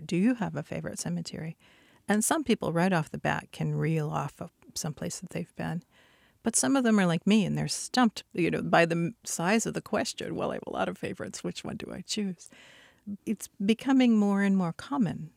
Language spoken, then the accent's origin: English; Michigan, United States; I grew up in Michigan